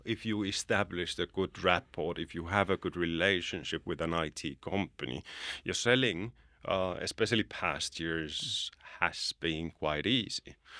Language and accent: English; Finland; now in Bulgaria; I'm from Finland, but I don't call it home anymore. It's a place where I go, go visit. It's my birth country, but Bulgaria is really my home.